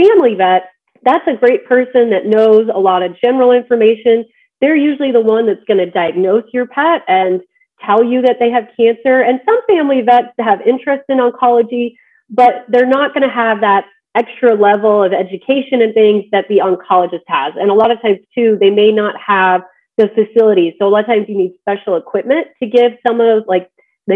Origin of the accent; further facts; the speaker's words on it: Midwest, United States; moved away; also born or lived in Georgia / Colorado; I'm actually from the Midwest, so I grew up on a farm